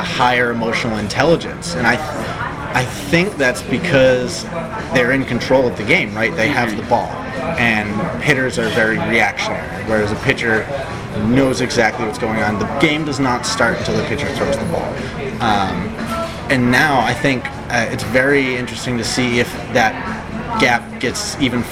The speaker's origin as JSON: {"language": "English", "town": "Portland", "region": "Maine", "country": "United States", "tie": "born or raised there", "said": "I grew up in Portland, Maine"}